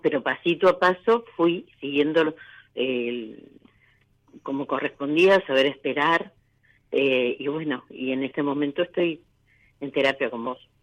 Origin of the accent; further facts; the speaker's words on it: Lanús, Buenos Aires Province, Argentina; De Lanús, provincia de Buenos Aires.